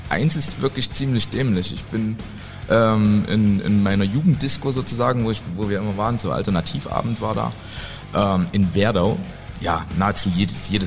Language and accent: German; East Germany, Germany; ich formuliere das als Ostdeutscher.